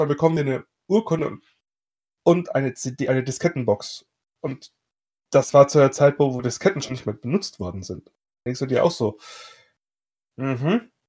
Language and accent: German; Bavaria, Germany; ich komme aus Bayern